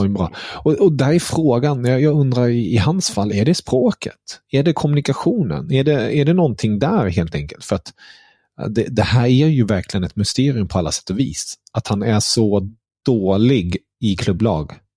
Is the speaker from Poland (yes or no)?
no; Germany; som tysk